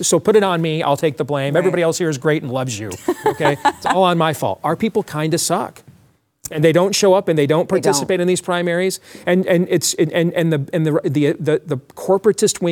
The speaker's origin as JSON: {"language": "English", "region": "Iowa", "country": "United States", "said": "In my home state, we have a congresswoman named Marionette Miller Meeks"}